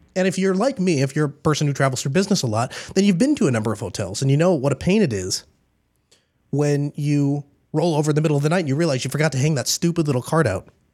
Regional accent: United States; I'm glad I was born here in the United States. I definitely belong here. This is, this is home to me.

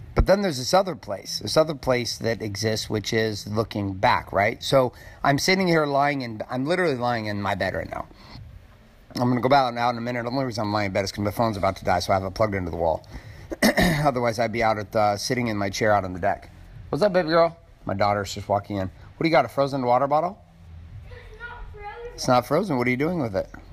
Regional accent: Stockton, California, United States; growing up in Stockton, California

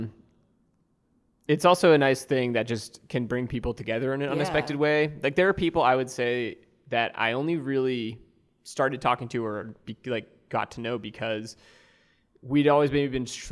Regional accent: New England, United States; I'm from New England

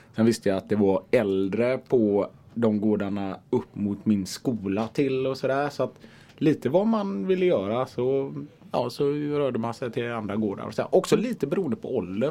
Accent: Gothenburg, Västra Götaland, Sweden; jag är från Biskopsgården

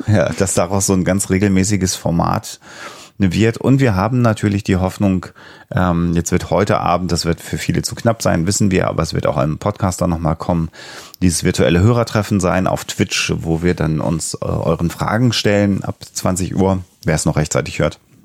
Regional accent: Germany; als Deutscher

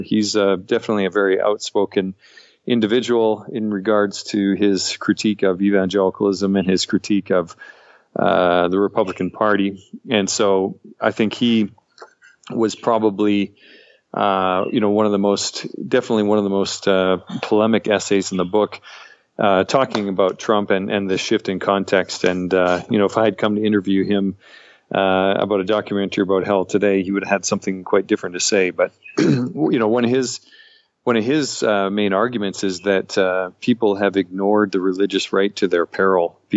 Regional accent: Canada; I'm a Canadian

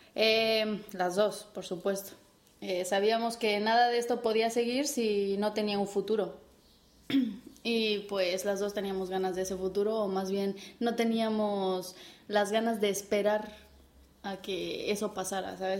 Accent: Mexico; moved away as an adult; now in Spain; como buena mexicana chingona que soy

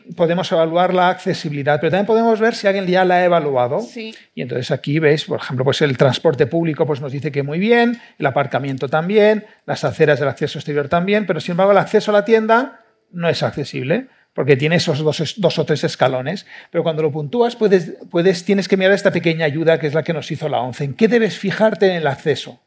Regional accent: Barcelona, Catalonia, Spain; yo también soy de Barcelona

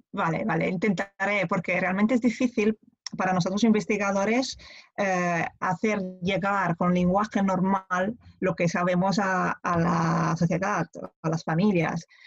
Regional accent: Italy; Spanish is a second language; moved away as an adult; also born or lived in Pisa, Italy; now in Barcelona, Spain; soy italiana

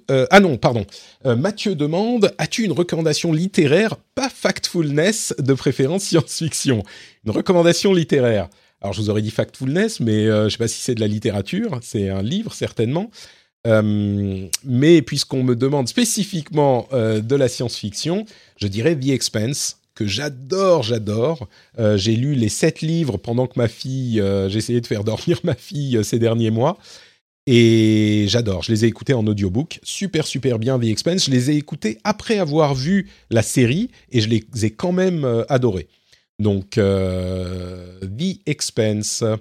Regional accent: Lebanon; born there; Je suis né au Liban, pour ceux qui ne savent pas. Euh, donc mes parents parlaient arabe correctement.

